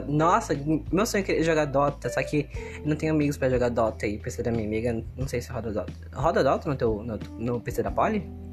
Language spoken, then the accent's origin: Portuguese; Manaus, Amazonas, Brazil; eu tenho 14 anos e eu sou de Manaus, Amazonas. Eu vivo no meio do mato